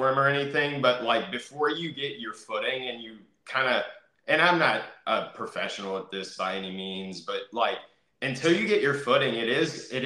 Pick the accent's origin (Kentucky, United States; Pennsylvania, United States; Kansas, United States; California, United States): Kentucky, United States; now in Florida, United States; So originally, I'm from Kentucky. I'm a Kentucky boy up in here.